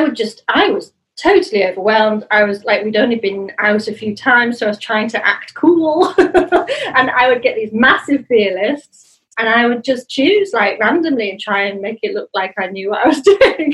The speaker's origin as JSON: {"language": "English", "region": "Yorkshire and the Humber", "country": "United Kingdom", "tie": "born or raised there", "said": "I grew up obviously in Yorkshire"}